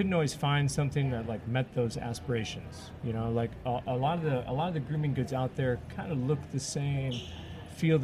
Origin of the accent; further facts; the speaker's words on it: Detroit, Michigan, United States; I'm from Detroit, where they do Running with the Bullets